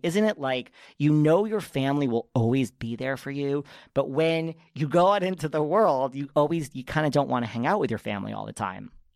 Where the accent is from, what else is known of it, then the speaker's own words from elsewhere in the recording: New York, United States; I'm such a New Yorker